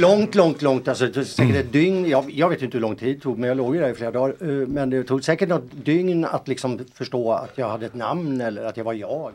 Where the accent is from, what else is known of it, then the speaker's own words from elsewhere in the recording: Boden, Norrbotten County, Sweden; hemma i Boden.